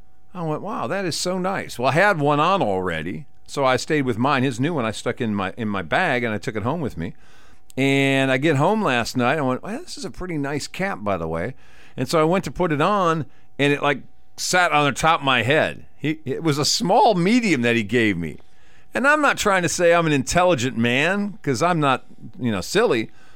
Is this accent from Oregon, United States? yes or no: no; Wisconsin, United States; born or raised there